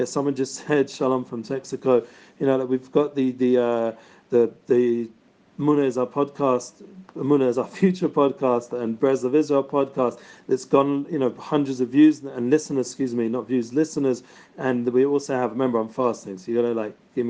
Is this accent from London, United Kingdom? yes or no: yes; London, United Kingdom; I'm from London, so hopefully I'm speaking enough English